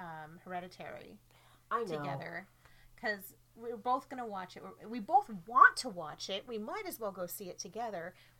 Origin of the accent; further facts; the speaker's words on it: Minnesota, United States; as a Minnesotan girl